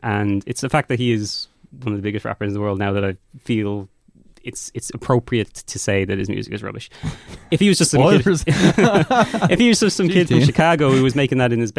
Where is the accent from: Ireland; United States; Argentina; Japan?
Ireland; as an Irish person.